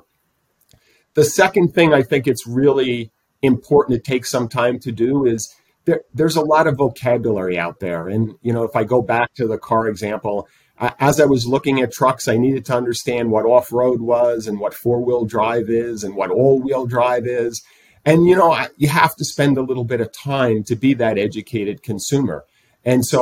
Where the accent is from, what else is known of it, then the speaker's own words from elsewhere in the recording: East Coast, United States; moved away; I come from the East Coast